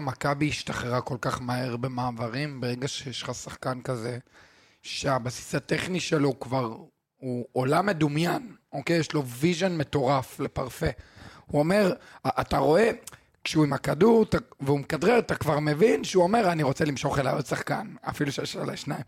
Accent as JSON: {"language": "Hebrew", "country": "Israel", "said": "אנחנו ישראלים"}